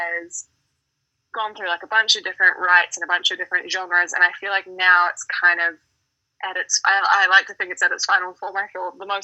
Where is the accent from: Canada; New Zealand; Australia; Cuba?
New Zealand; moved away as an adult; now in Denver, United States; growing up in New Zealand, I mean, I grew up in quite a small town, so like kind of on a farm